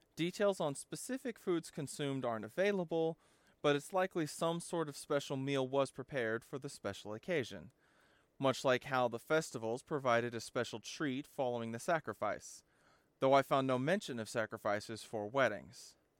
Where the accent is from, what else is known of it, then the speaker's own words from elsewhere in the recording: the South, United States; Growing up in the South